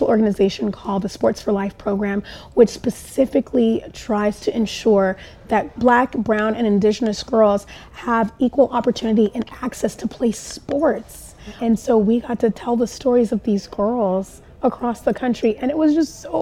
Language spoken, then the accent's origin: English; Tokyo, Japan; moved away; I grew up in Japan, in Tokyo